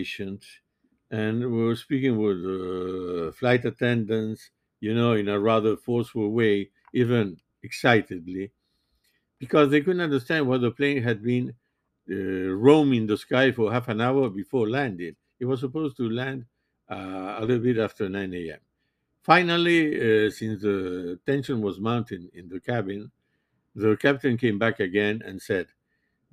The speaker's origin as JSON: {"language": "English", "region": "Montevideo", "country": "Uruguay", "tie": "born or raised there", "moved": "yes", "lives_now": "Miami, United States", "said": "I was born in Montevideo, Uruguay"}